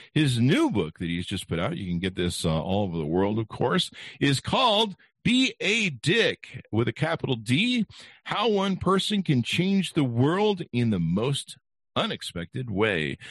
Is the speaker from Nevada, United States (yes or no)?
yes; Las Vegas, Nevada, United States; I'm from Vegas